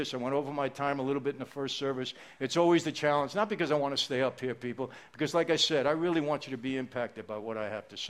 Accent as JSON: {"language": "English", "town": "New York City", "region": "New York", "country": "United States", "tie": "born or raised there", "also_born_or_lived": "Long Island", "said": "when I was a kid growing up in Brooklyn, Long Island"}